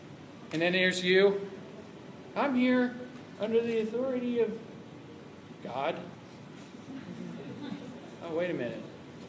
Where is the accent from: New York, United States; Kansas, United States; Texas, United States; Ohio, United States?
Ohio, United States; that I knew about because I came from Ohio